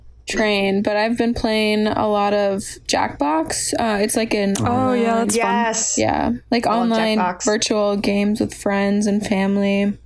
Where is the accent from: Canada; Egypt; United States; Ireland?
United States; Minnesota; moved away; I'm from Minnesota, and Midwest is Midwest to some extent. Like, I'm used to the winter